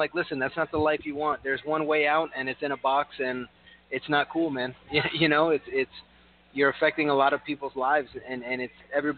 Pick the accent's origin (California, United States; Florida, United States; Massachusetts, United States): Florida, United States; Kendall; my hometown of Kendall, where there's like nothing that ever happens around there. I mean, I grew up there for 23 years